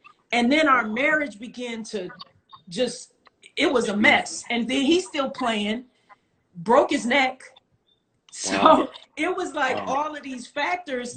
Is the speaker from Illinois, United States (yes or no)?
yes; Rockford, Illinois, United States; moved away; I was born in Rockford, Illinois